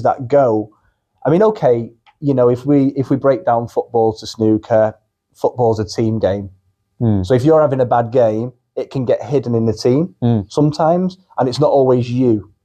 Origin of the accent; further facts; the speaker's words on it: Urmston, Davyhulme, North West England, United Kingdom; I am a Mancunian. I'm born and bred in Erpston, Davy, which is near the Trafford Centre